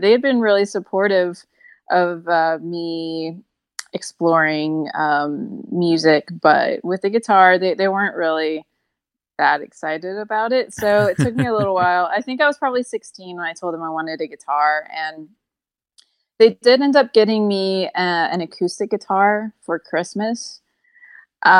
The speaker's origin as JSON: {"language": "English", "town": "Lafayette", "region": "Louisiana", "country": "United States", "tie": "born or raised there", "said": "I grew up in Lafayette, Louisiana"}